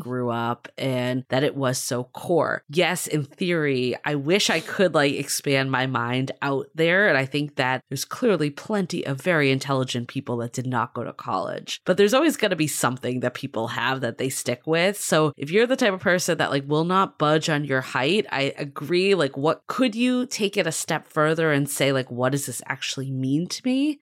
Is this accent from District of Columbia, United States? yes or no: no; Boston, Massachusetts, United States; I grew up in Boston